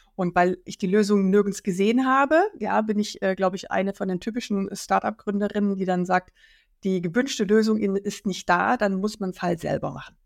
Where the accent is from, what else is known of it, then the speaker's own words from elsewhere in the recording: Black Forest, Baden-Württemberg, Germany; moved away as an adult; also born or lived in Worms / Rhine-Main area; now in Frankfurt am Main, Germany; Ich komme aus dem Schwarzwald ähm, und bin ein Arbeiterkind